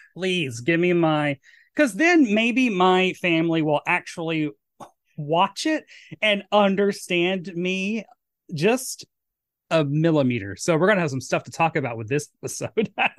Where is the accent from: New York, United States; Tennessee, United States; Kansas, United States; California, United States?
Tennessee, United States; Murfreesboro; moved away; my hometown of Murfreesboro, Tennessee